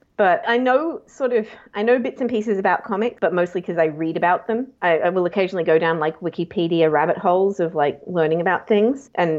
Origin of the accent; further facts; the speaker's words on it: Japan; also born or lived in South Korea; now in Australia; I grew up in Japan and Korea. My dad is a diplomat, and I first moved to Yokohama in Japan when I was 3 months old and lived in Yokohama for 3 years, then Tokyo for two